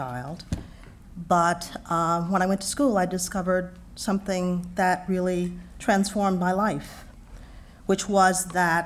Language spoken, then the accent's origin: English; Houston, Texas, United States; moved away as an adult; I grew up in Texas.